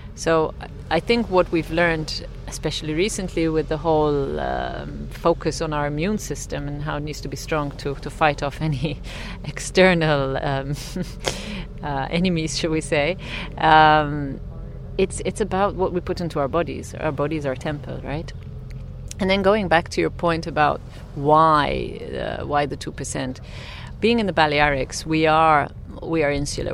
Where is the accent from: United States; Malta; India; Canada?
Malta; moved away as an adult; now in Ibiza, Spain; I'm from the island of Malta